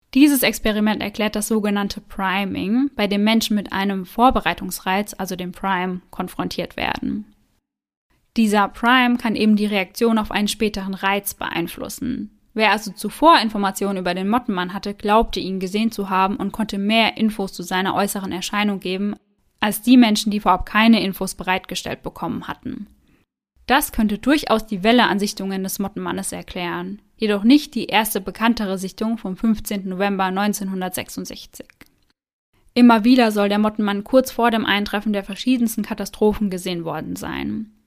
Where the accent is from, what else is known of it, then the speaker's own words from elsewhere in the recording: Germany; bei uns in Deutschland